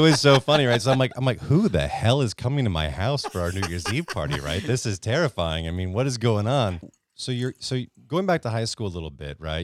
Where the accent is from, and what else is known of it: Connecticut, United States; born or raised there